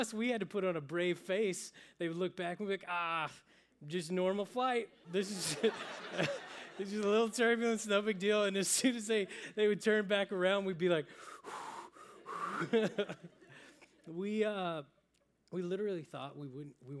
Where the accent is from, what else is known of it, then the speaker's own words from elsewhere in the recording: Oklahoma, United States; moved away; I'm originally from Oklahoma